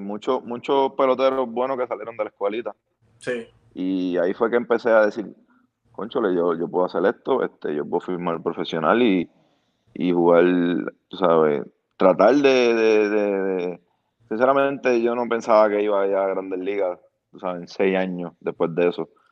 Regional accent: Bayamón, Puerto Rico; now in Fort Lauderdale, United States; yo soy de Bayamón.

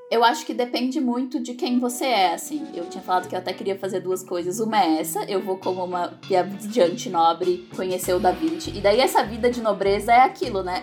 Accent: São Paulo, Brazil; eu sou de São Paulo

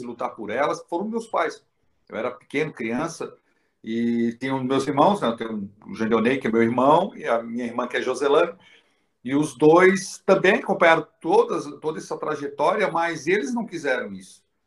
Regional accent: Florianópolis, Santa Catarina, Brazil; eu tive a honra de nascer nessa cidade linda

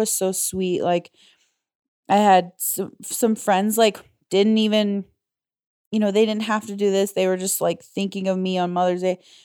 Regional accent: Indiana, United States; moved away as an adult; also born or lived in Illinois; growing up in Indiana, and living in Illinois

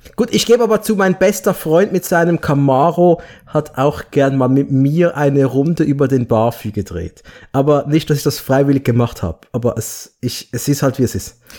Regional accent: Basel, Basel-Stadt, Switzerland; bei uns in Basel

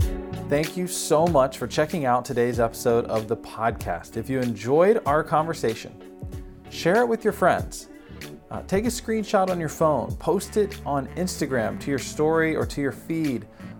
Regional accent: Springboro or Centerville area, Ohio, United States; as a kid growing up in the Springboro or Centerville area

